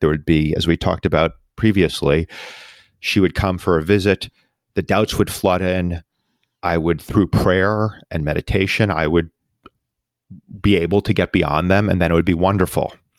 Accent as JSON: {"language": "English", "region": "New York", "country": "United States", "tie": "born or raised there", "said": "my hometown, New York"}